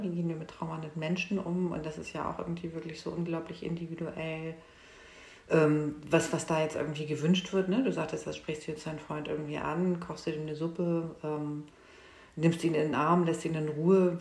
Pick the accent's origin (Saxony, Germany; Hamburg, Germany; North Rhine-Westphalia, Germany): Hamburg, Germany; moved away as an adult; now in Lübeck, Germany; ich bin Hamburgerin